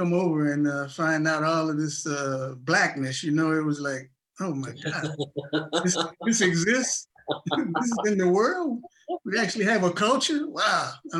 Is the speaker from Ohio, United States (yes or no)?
no; Chicago, Illinois, United States; You know, I was coming from Chicago, going to a all-white school in Tennessee, 25 miles from Nashville, on a track scholarship.